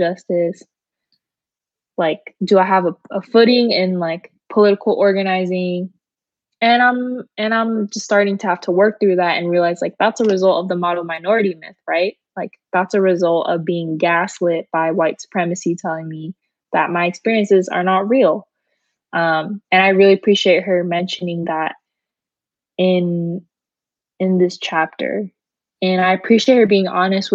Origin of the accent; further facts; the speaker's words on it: United States; I was born here